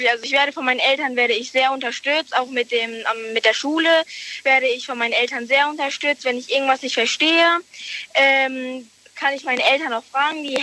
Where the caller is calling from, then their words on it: Merkelbach, Rhineland-Palatinate, Germany; Aus Merkelbach.